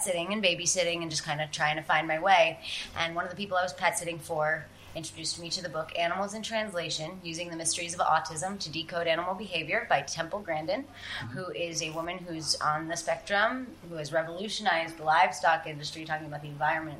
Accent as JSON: {"language": "English", "town": "New York City", "region": "New York", "country": "United States", "tie": "born or raised there", "said": "growing up in New York City, you don't have a lot of access to animals."}